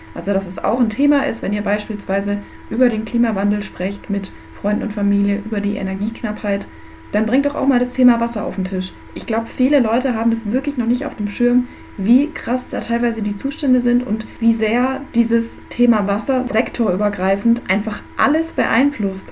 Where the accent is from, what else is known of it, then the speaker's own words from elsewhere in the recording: Germany; bei uns in Deutschland